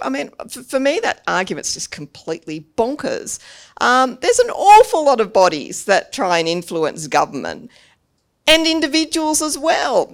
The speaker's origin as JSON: {"language": "English", "country": "Australia", "said": "our Australian people"}